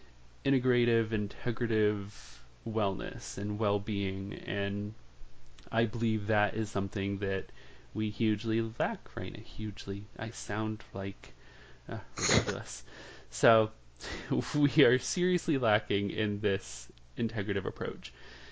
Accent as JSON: {"language": "English", "region": "Massachusetts", "country": "United States", "lives_now": "Virginia, United States", "said": "I'm from Massachusetts, but I am a nomad. I've lived all over the place"}